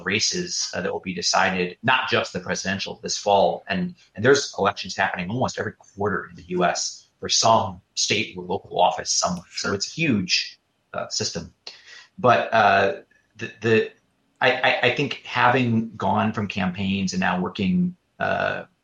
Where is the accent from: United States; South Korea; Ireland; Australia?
United States; Detroit, Michigan; I grew up in Detroit